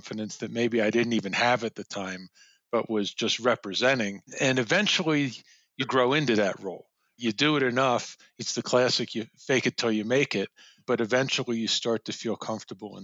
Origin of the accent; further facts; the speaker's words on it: Elkins Park, Pennsylvania, United States; I grew up outside of Philly in Elkins Park, Montgomery County, went to Cheltenham High School